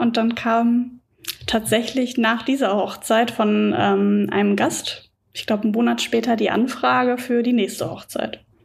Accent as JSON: {"language": "German", "area": "Sauerland", "region": "North Rhine-Westphalia", "country": "Germany", "tie": "born or raised there", "moved": "as an adult", "lives_now": "Dortmund, Germany", "said": "Ich komme gebürtig aber aus dem Sauerland, Grenze zum Sauerland"}